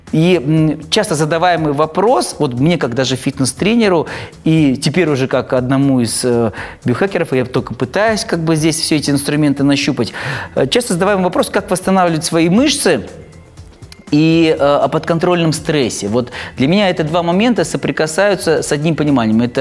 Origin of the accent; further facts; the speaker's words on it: Almaty, Kazakhstan; Я, я алматинец